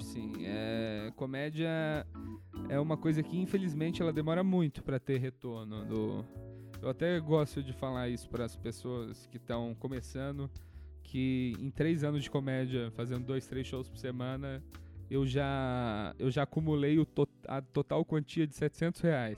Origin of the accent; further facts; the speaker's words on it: Minas Gerais, Brazil; moved away as an adult; also born or lived in New York; now in São Paulo, Brazil; eu sou mineiro